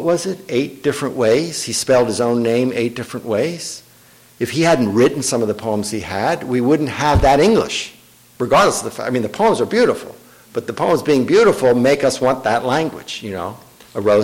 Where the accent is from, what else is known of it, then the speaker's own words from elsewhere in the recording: Pennsylvania, United States; moved away as an adult; also born or lived in South Louisiana; now in New Orleans, United States; I grew up in Pennsylvania